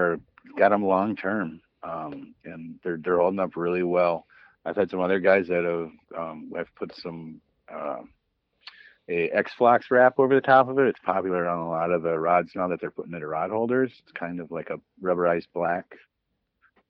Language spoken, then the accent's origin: English; Woodbury, Minnesota, United States; moved away as an adult; also born or lived in Green Bay, Wisconsin; I grew up over in Woodbury